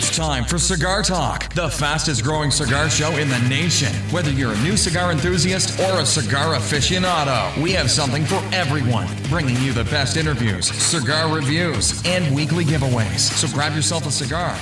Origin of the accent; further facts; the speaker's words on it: Texas, United States; I, am a Texas guy